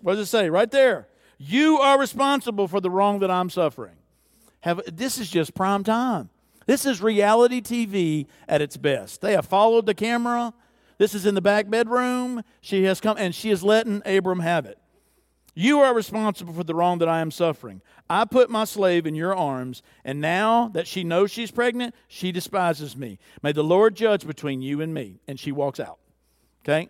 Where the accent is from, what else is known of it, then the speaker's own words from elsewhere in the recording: the South, United States; I'm from the South